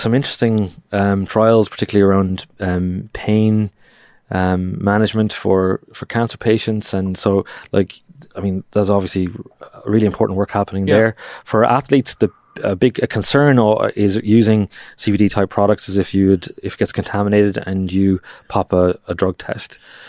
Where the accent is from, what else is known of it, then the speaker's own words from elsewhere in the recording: Ireland; which upsets me to say as an Irishman.